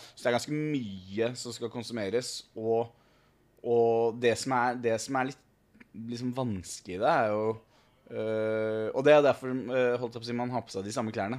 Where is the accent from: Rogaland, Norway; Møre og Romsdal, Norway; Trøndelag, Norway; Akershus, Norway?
Akershus, Norway; Snarøya; moved away as an adult; Jeg er jo fra Snarra